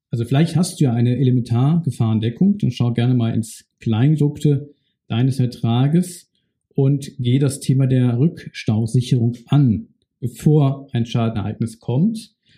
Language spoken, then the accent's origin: German; Bad Neuenahr-Ahrweiler, Rhineland-Palatinate, Germany; Meine Heimatstadt ist Bad Neuenahr-Ahrweiler. Ich bin dort aufgewachsen